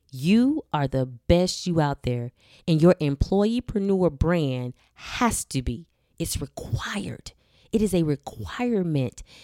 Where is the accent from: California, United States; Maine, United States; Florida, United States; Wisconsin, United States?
Florida, United States; Miami; I was born and raised in Miami, Florida